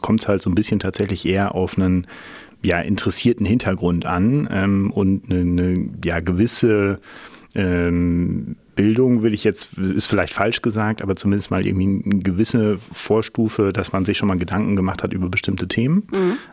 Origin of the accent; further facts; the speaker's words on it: Münster, North Rhine-Westphalia, Germany; ähm, aus Münster hier geblieben, immer noch.